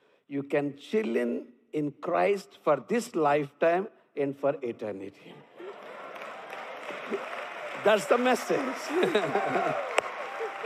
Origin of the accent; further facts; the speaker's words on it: India; accent: Indian; English is a second language; my accent. Little strong, but Indian accent